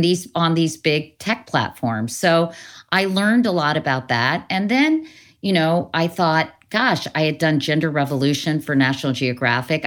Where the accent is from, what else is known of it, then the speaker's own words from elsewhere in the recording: Northern Virginia, United States; growing up in Northern Virginia, you know, I lived near Lee Highway